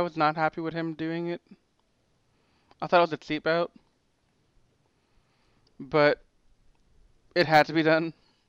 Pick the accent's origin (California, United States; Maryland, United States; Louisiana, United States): Louisiana, United States; Lafayette; I'm from Lafayette, Louisiana